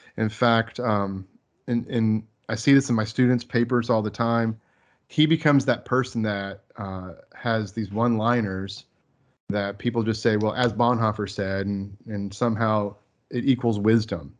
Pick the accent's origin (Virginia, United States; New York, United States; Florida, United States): Florida, United States; moved away as an adult; now in Texas, United States; I grew up in Florida